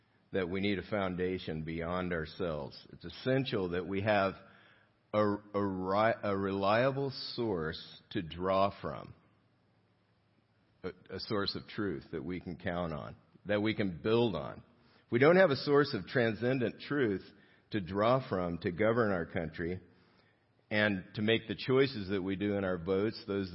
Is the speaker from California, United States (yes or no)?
yes; South Gate, California, United States; I grew up in Southgate, and which is closer to downtown L.A.